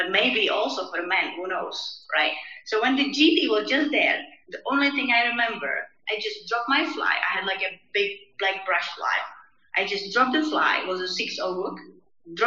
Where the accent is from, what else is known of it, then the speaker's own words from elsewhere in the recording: Czechia; I'm based and I came from Czech Republic